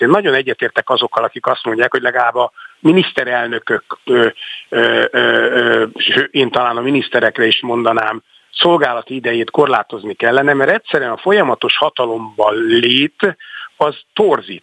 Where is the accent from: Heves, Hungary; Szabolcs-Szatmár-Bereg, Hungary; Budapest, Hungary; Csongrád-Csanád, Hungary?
Budapest, Hungary; also born or lived in Szombathely; újlipott városi gyerek számára, aki egyébként tényleg szombathelyen születtem, de ez csak egy véletlen néhány hónapot éltem ott, aztán visszajöttünk Pestre.